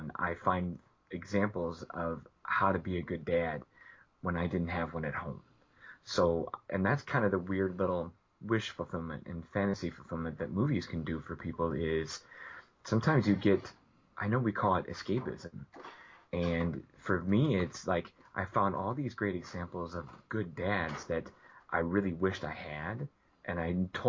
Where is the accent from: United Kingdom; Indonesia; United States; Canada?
United States; outside Chicago, Illinois; growing up outside Chicago